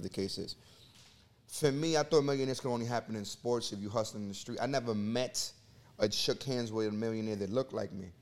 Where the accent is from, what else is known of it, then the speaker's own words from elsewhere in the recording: New York City, New York, United States; I come from Section eight housing in the Bronx, New York.